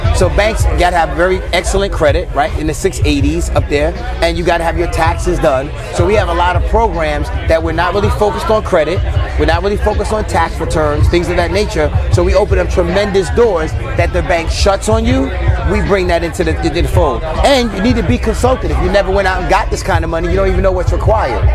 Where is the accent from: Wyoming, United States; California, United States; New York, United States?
New York, United States; I'm from New York, so we're close to Philly